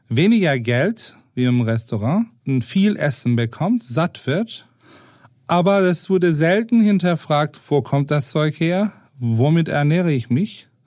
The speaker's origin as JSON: {"language": "German", "town": "Istanbul", "country": "Turkey", "tie": "born or raised there", "second_language": "German", "moved": "yes", "lives_now": "Hamburg, Germany", "said": "äh, meine Kindheit glücklicherweise in Istanbul verbracht, wo wir eine riesen Vielfalt an kulinarisches Angebot hatten."}